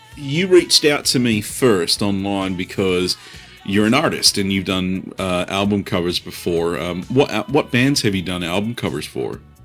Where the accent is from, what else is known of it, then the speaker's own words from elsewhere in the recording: Australia; now in United States; I'm from Australia originally